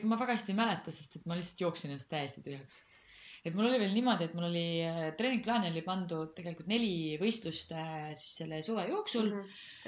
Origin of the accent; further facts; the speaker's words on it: Rõuge, Võru County, Estonia; moved away; also born or lived in Tallinn; ma kasvasin kuskil Rõuges